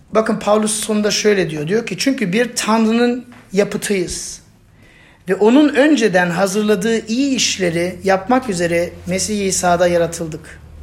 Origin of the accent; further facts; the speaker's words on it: Germany; moved away; Ben Almanya'da büyüdüm ve benim etrafımda birçok ya ırkçı arkadaş vardı. Yani ben tek Türktüm sınıfta.